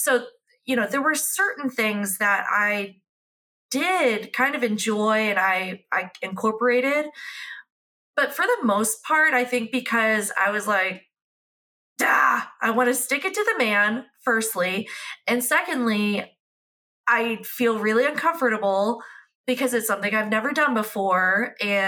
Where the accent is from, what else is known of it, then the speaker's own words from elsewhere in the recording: United States; I'm American